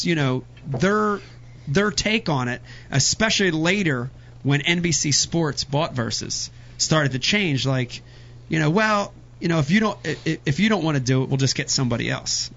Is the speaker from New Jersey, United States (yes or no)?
no; Philadelphia, Pennsylvania, United States; I grew up in Philadelphia.